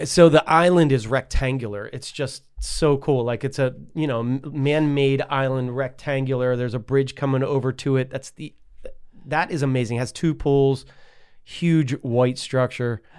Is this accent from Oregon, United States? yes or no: no; Pittsburgh, Pennsylvania, United States; moved away; In my neighborhood where I grew up in Pleasant Hills